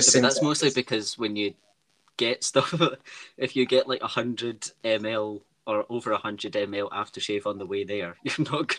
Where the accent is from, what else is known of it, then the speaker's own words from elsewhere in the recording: Helensburgh, Scotland, United Kingdom; we are from Scotland, a wee town just outside of Glasgow